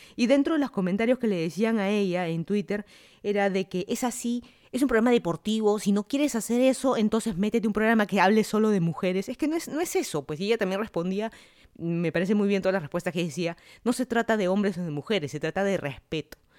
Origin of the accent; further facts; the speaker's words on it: Lima, Peru; moved away as an adult; also born or lived in Miami, United States; now in Fairfax, United States; yo soy de Lima, Perú. Me mudé a Estados Unidos hace casi tres años